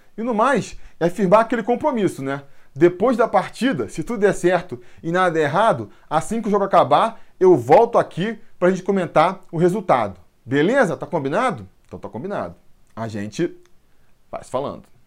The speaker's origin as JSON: {"language": "Portuguese", "region": "Rio de Janeiro", "country": "Brazil", "tie": "born or raised there", "moved": "yes", "lives_now": "Rio Grande do Sul, Brazil", "said": "Sou natural do Rio de Janeiro, mas estou morando aqui no Rio Grande do Sul"}